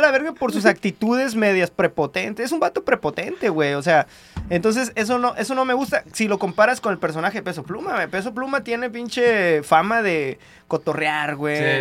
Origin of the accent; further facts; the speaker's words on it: Tijuana, Baja California, Mexico; de donde soy, güey, de Tijuana